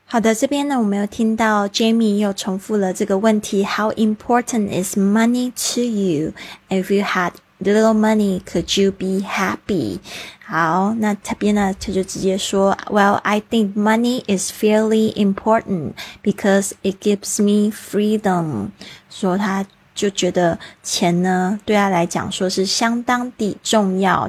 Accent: Taiwan; 我是在台湾出生长大，我们学的是注音，然后写的是繁体字

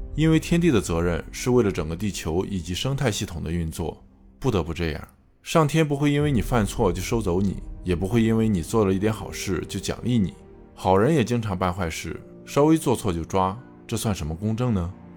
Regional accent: China; 我们中国人

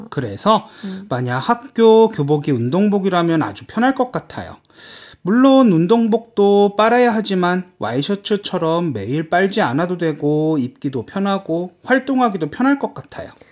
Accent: South Korea; now in China; 제가 한국인으로서

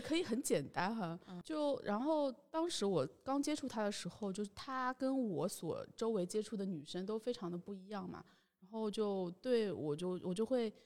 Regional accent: Shanghai, China; 因为我自己是出生在上海

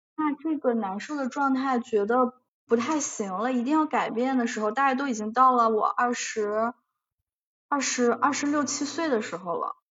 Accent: China; moved away; 因为我是一个中国人

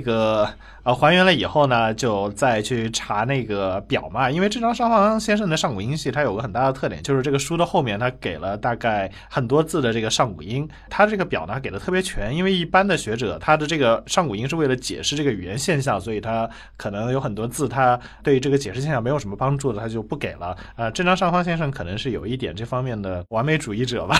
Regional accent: Changzhou, Jiangsu, China; 我是在江苏常州长大的

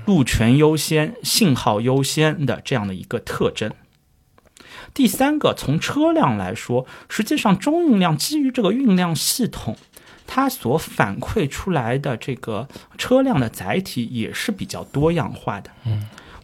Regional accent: Shanghai, China; 我们上海话

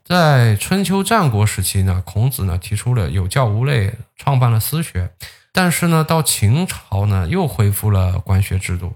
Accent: China

